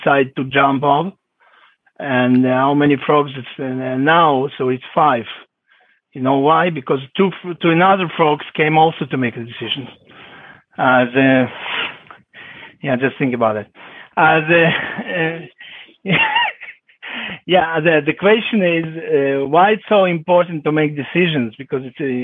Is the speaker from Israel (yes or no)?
yes; Israel; I'm from Israel